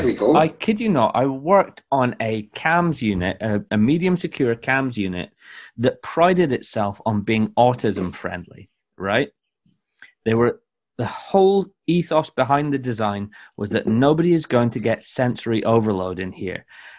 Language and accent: English; Scotland, United Kingdom; No, face it. It's just the smell of being Scottish.